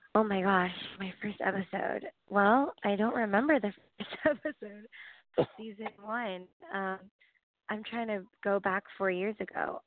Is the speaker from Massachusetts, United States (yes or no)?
no; Los Angeles, California, United States; moved away as an adult; I grew up in LA my whole life